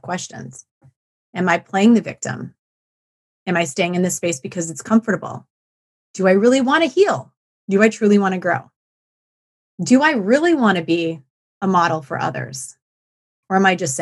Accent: Black Earth, Wisconsin, United States; my hometown of Black Earth

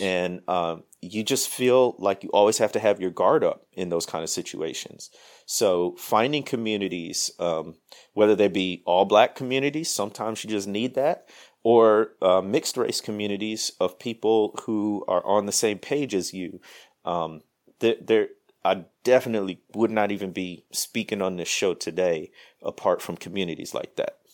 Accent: Midwest, United States; moved away as an adult; also born or lived in Mississippi Delta; now in Mississippi, United States; I grew up in the Mid-, Midwest, moved down south, man, thirteen years ago now

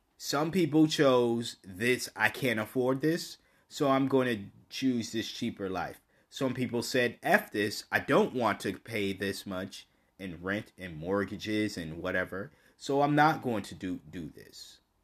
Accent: United States; me speaking as an American

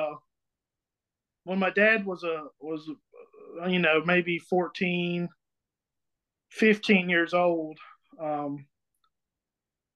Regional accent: Emmett, South Carolina, United States; I'm from Emmett, South Carolina

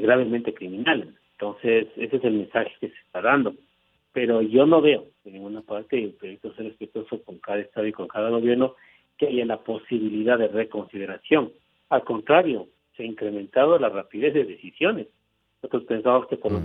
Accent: Ecuador

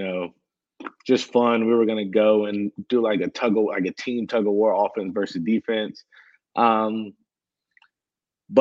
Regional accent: Winston-Salem, North Carolina, United States; moved away as an adult; now in South Carolina, United States; I'm from Winston-Salem, so I grew up there, been there 22, 23 years of my life.

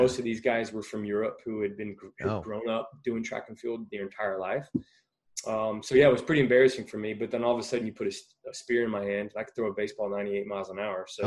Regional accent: Texas, United States; I grew up in Texas, and if anybody knows anything about Texas, football is king

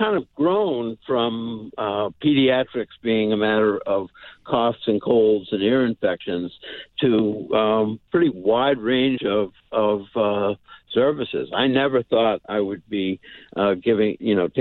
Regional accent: Barnstable, Massachusetts, United States; I grew up mostly on Cape Cod in Barnstable Village

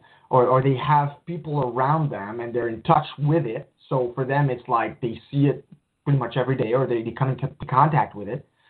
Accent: Montreal, Quebec, Canada; I grew up poor in Montreal

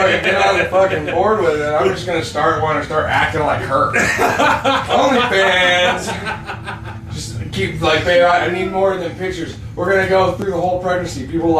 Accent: Oklahoma, United States; I grew up on the Gaskin Turtle City.

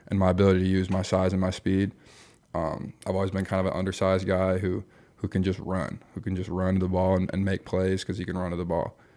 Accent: Michigan, United States; moved away as an adult; also born or lived in Iowa; now in Nebraska, United States; I grew up in Michigan

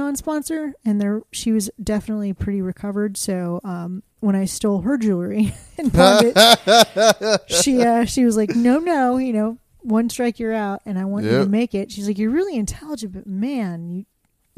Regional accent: Kingwood, Texas, United States; This little white girl growing up in Kingwood

